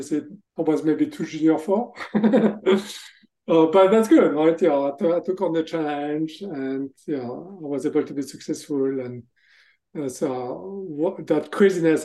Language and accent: English; France; accent: French; English is a second language; moved away as an adult; also born or lived in Texas, United States; now in Boston, United States; As you can hear from my accent, actually, I'm from France. So I grew up in France, but I spent most of my professional careers in the US